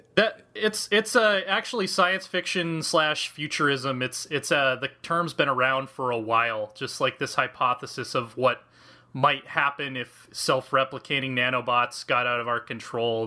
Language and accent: English; United States; also born or lived in Kansas; I'm American. I grew up in, like, Colorado and Kansas my entire life.